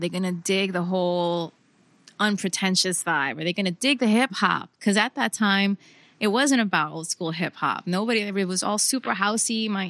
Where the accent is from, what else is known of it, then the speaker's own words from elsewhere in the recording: New York, United States; So I grew up in New York in the 90s.